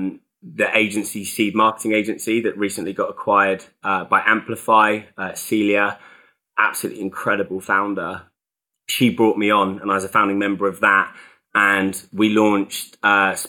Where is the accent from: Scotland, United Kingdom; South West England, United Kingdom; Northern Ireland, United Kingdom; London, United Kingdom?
South West England, United Kingdom; North Cornwall; So I'm from Cornwall originally. So I grew up down in North Cornwall